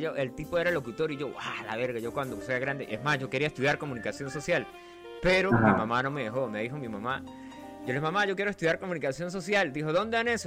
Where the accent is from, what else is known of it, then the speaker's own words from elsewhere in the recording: Venezuela; originalmente, yo soy de un pueblo de Venezuela que no aparece en el mapa, se llama el Yauri